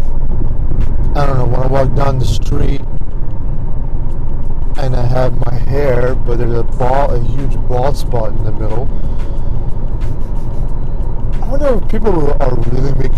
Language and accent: English; India; I'm Indian